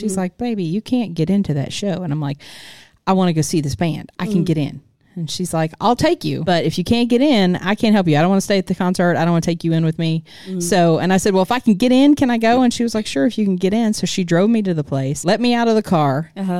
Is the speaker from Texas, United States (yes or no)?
yes; Houston, Texas, United States; I'm from Houston.